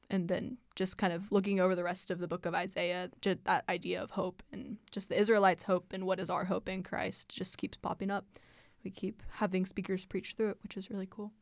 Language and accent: English; Indianapolis, Indiana, United States; I'm from Indianapolis, Indiana